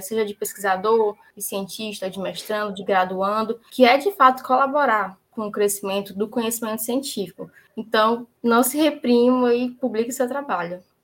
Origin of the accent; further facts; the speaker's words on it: Fortaleza, Ceará, Brazil; eu sou de Fortaleza, nasci e vivo aqui até hoje